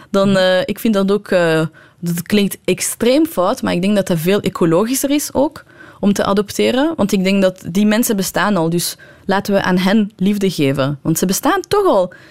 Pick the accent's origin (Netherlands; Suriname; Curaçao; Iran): Iran; Dutch is a second language; Bijvoorbeeld als Iraanse vrouw mocht je niet...